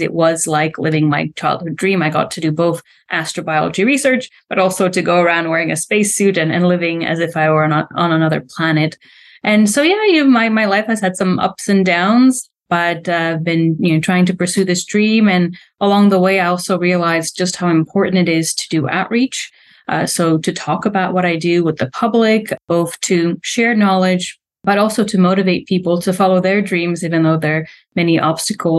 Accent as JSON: {"language": "English", "country": "Slovakia", "tie": "born or raised there", "second_language": "English", "moved": "as an adult", "said": "I'm from Slovakia, a country that doesn't have much of a space program going on. Definitely has much more now going on than it had when I was a little girl"}